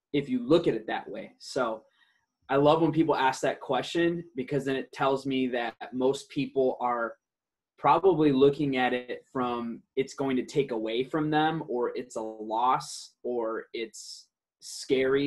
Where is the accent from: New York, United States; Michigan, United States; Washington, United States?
Michigan, United States; Detroit; first language Aramaic; English is a second language; also born or lived in Iraq; now in San Diego, United States; I grew up in Detroit, and now I reside in sunny San Diego